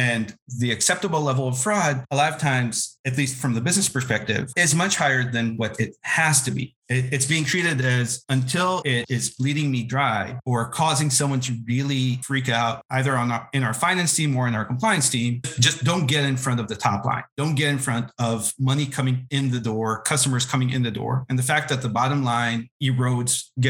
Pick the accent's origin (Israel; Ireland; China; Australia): Israel; moved away as an adult; now in United States; I'm originally from Israel. I did not grow up in the US